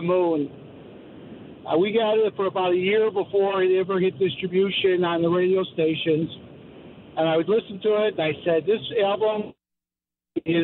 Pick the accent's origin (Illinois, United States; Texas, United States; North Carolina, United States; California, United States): Illinois, United States; Chicago; I grew up in Chicago